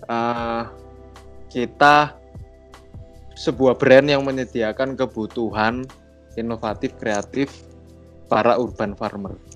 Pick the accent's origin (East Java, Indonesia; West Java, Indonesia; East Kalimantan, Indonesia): East Java, Indonesia; Surabaya; saya dari Surabaya.